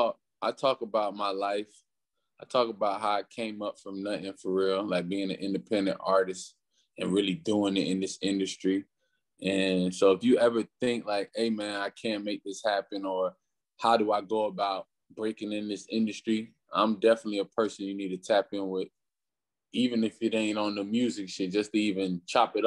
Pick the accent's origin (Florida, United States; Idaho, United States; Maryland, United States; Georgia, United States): Florida, United States; You know, Florida's real different, man. Florida, especially with the music, like with the music in Florida is like it took some time for it to evolve